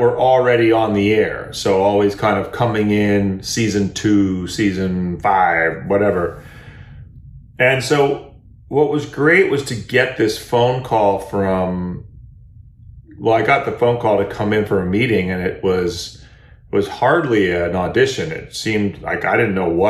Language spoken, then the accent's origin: English; Berkeley, California, United States; moved away; also born or lived in Europe / Los Angeles; I grew up in Berkeley, California